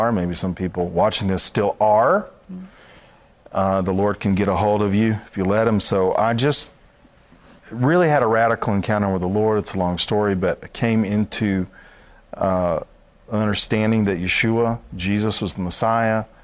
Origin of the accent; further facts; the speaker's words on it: Dallas, Texas, United States; born there; actually I was born in Dallas.